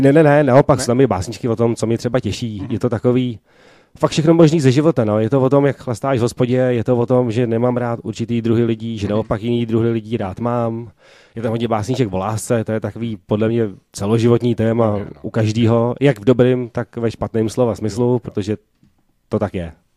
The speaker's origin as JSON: {"language": "Czech", "region": "Prague", "country": "Czechia", "said": "jsem původně tady z Prahy, z Barandova"}